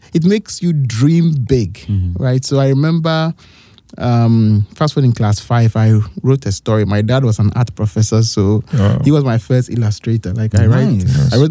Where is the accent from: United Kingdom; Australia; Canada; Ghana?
Ghana; Kumasi, Ashanti; I grew up in Kumasi on KNUST campus